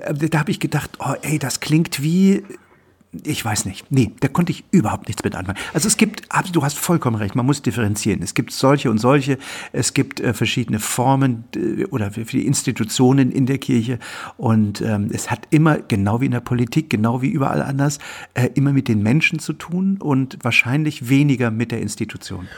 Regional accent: East Germany, Germany; ich bin in der DDR aufgewachsen

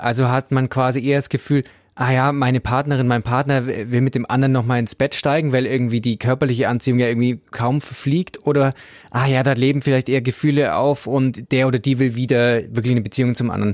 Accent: Swabia, Germany; ich als Schwabe

